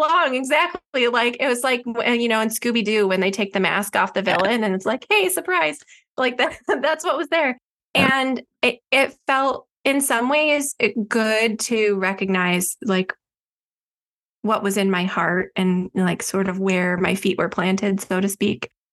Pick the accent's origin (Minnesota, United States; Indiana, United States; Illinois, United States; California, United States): Illinois, United States; Chicago suburbs; I grew up in the Chicago suburbs